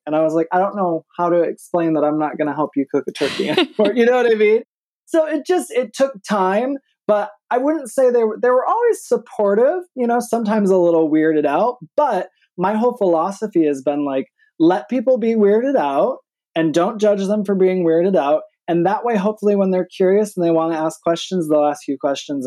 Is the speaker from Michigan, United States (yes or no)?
yes; Michigan, United States; also born or lived in New York City, United States; now in Atlanta, United States; I'm from Michigan, but I was actually, I mean, New York's really home. I was in New York City for the last twenty years